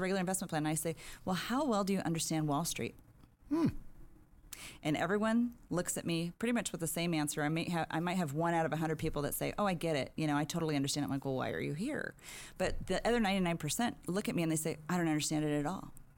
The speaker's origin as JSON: {"language": "English", "town": "San Diego", "region": "California", "country": "United States", "tie": "born or raised there", "also_born_or_lived": "Riverside, California", "said": "when Just I was four years old, uh, family moved down here to San Diego. I've been here ever since"}